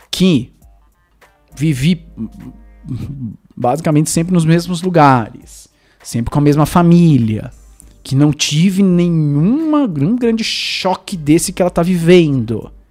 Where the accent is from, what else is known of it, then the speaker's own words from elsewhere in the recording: Zimbabwe; born there; also born or lived in United States; Eu nasci no Zimbábue e, e, e numa, numa, numa vila de, de pescadores